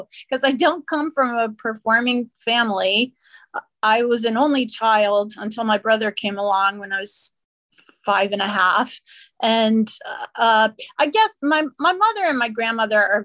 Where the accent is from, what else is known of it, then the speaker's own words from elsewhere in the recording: New Orleans, Louisiana, United States; moved away as an adult; also born or lived in San Diego; I was born in New Orleans and lived there until after college.